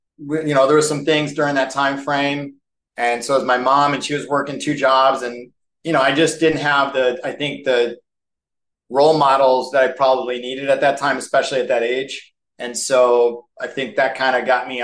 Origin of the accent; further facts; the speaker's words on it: Skokie, Illinois, United States; moved away as an adult; also born or lived in Lake Forest, Illinois / Arizona; now in Phoenix, United States; I was born in Lake Forest, Illinois, which is a suburb of Chicago. I grew up in a suburb of Chicago called Skokie.